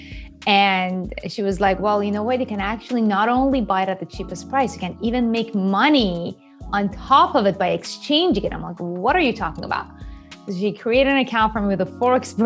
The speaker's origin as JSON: {"language": "English", "country": "Iran", "tie": "born or raised there", "also_born_or_lived": "Japan / New York, United States", "second_language": "English", "moved": "as an adult", "said": "I was born and raised in Iran"}